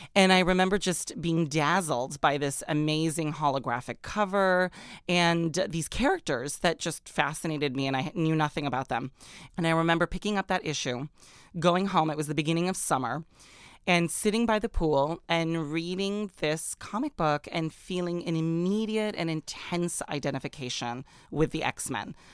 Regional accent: Orange County, California, United States; also born or lived in Middle East; when I was a teenager growing up in Orange County, California

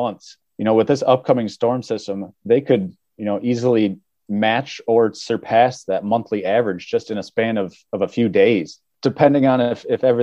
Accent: Grand Rapids, Michigan, United States; moved away as an adult; now in Pennsylvania, United States; I hail from the Grand Rapids, Michigan area

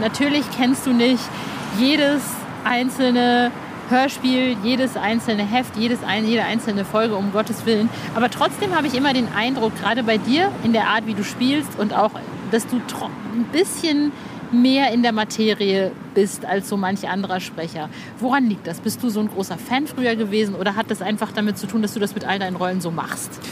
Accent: Cologne, North Rhine-Westphalia, Germany; bei uns in Köln ist dann Karneval

